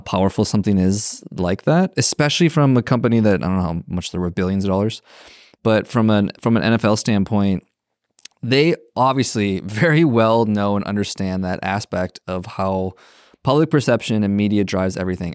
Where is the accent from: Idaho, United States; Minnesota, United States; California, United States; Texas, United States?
Minnesota, United States; I'm from Minnesota